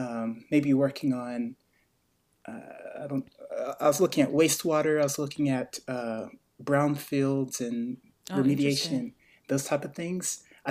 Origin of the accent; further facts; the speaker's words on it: Greensboro, North Carolina, United States; born there; also born or lived in Virginia; now in Asheville, United States; I was born in Greensboro, North Carolina.